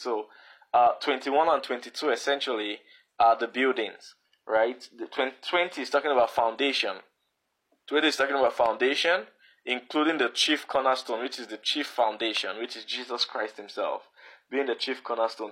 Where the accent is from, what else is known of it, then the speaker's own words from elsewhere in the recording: Edo, Nigeria; I'm originally from Edo State